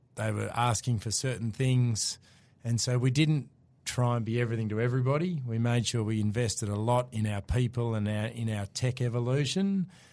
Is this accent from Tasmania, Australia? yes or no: yes; Hobart, Tasmania, Australia; accent: Aussie; moved away as an adult; also born or lived in Melbourne; I'm from Tasmania originally, grew up in Hobart, moved across to Melbourne when I was twenty